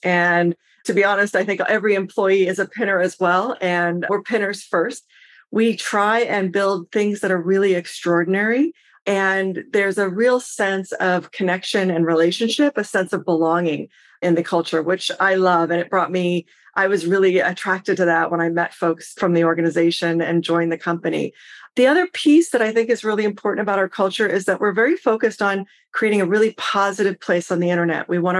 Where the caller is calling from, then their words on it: Seattle, Washington, United States; I'm actually joining you from Seattle.